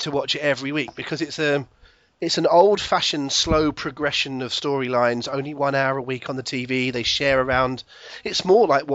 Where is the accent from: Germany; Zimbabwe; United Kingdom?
United Kingdom; Plymouth, South West England; born or raised there